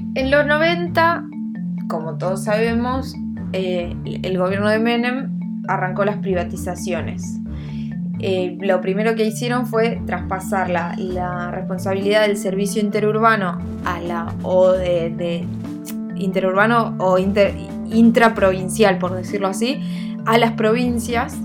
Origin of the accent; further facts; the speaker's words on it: Neuquén, Argentina; yo soy neuquina